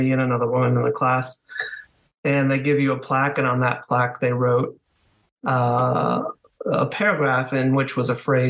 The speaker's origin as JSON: {"language": "English", "region": "Connecticut", "country": "United States", "tie": "born or raised there", "also_born_or_lived": "Washington D.C. area", "lives_now": "Washington, United States", "said": "I was born in southern New England in Connecticut, northwest Connecticut. And my family moved outside Washington, D.C. for a few years"}